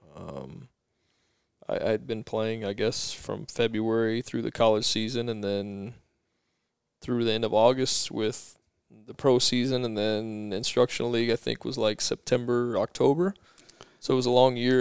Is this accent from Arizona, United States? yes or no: yes; Chandler, Arizona, United States; I grew up here in, in Arizona in Chandler